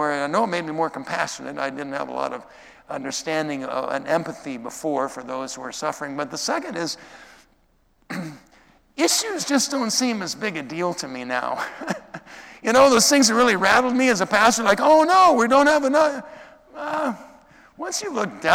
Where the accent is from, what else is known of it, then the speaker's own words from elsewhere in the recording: Minnesota, United States; growing up in Minnesota